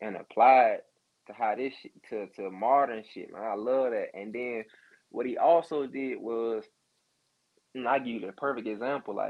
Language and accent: English; Atlanta, Georgia, United States; I'm from Stan Road